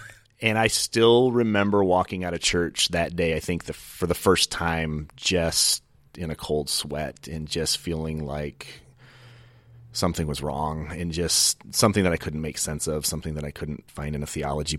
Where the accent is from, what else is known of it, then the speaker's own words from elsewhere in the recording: Michigan, United States; now in Oregon, United States; I grew up in Michigan.